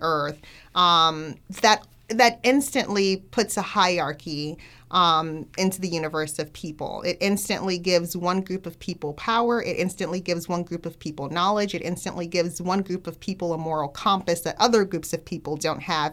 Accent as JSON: {"language": "English", "town": "Miami", "region": "Florida", "country": "United States", "tie": "born or raised there", "said": "I grew up in the Black Baptist Church, um, from Miami"}